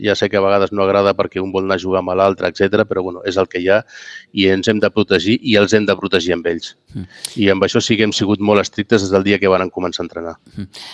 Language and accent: Catalan; Catalonia, Spain; sóc català